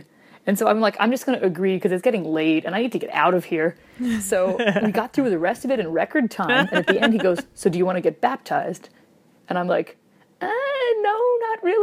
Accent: Wisconsin, United States; moved away

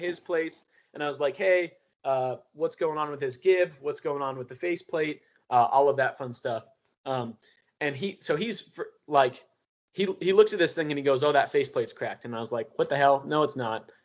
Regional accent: Seattle, Washington, United States; moved away; also born or lived in Bellevue, Washington; I grew up in Fremont in Seattle, and then I moved to Bellevue when I was a kid

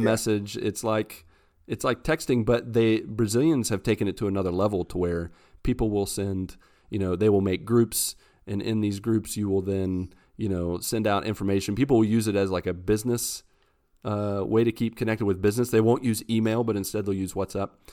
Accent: West Virginia, United States; moved away as an adult; I'm from West Virginia

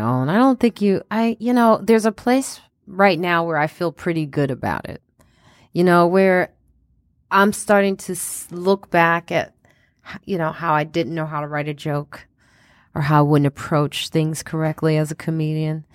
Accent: Highland Park, Illinois, United States; also born or lived in South Side, Chicago; I grew up in Highland Park

